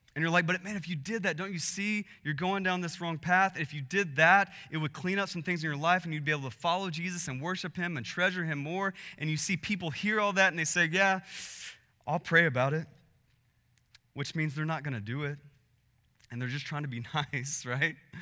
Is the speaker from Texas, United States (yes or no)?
yes; Texas, United States; we're from Texas